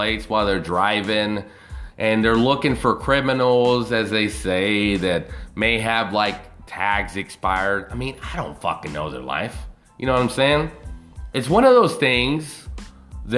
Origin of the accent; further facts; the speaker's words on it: United States; as an American